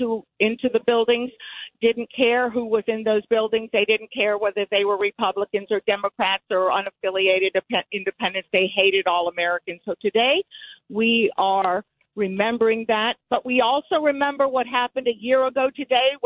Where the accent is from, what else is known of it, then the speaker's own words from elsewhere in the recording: Havana, Cuba; moved away; I was born in Havana, Cuba